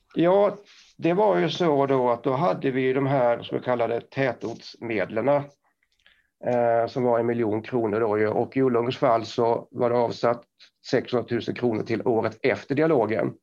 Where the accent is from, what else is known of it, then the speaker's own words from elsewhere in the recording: Karlskrona, Blekinge, Sweden; accent: Blekinge dialect; now in Kramfors, Sweden; Jag pratar Blekingemål. Eh, så jag är uppväxt utanför Karlskrona som är då örlogsstaden Karlskrona